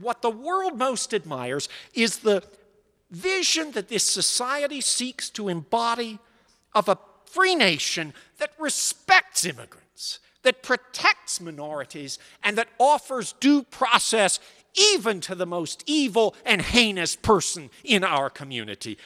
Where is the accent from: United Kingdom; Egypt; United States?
United States; Pittsburgh, Pennsylvania; moved away; also born or lived in New England; When I was growing up in Pittsburgh in the nineteen sixties